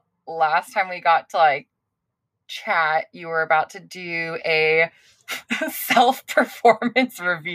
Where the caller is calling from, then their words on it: California, United States; I'm calling in from California